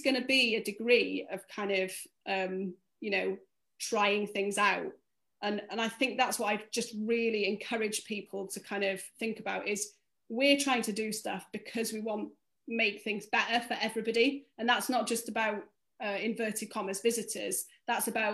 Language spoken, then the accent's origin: English; North Wales, United Kingdom; I grew up in North Wales